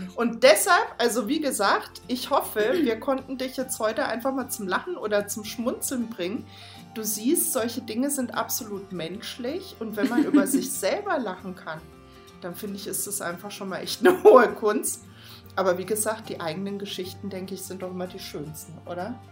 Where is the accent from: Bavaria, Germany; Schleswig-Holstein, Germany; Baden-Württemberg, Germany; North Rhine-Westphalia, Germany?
Baden-Württemberg, Germany; moved away; ich komme ursprünglich aus Baden-Württemberg